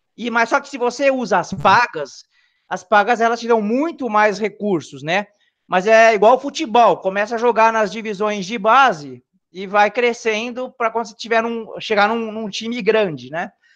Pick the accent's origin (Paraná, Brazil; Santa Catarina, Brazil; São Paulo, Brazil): São Paulo, Brazil; now in Rio Claro, Brazil; eu sou da cidade de Rio Claro, tá? Na verdade, eu sou nascido em São Paulo, mas já me considero Rio Clarense, que eu tô aqui já faz tempo já, desde 91